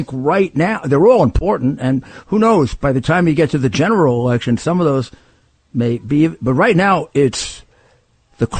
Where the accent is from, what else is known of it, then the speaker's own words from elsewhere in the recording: Garden City South, New York, United States; also born or lived in North Bellmore, New York; I grew up in Nassau County in Garden City South and in North Belmore.